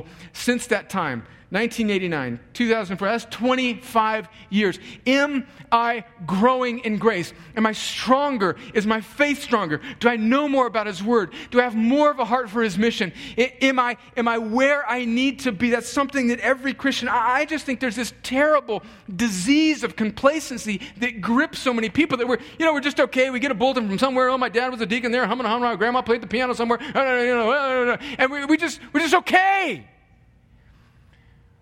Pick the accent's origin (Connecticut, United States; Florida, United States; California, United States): California, United States; moved away as an adult; also born or lived in New York; I'm from California, went to college in New York, had never been to the Deep South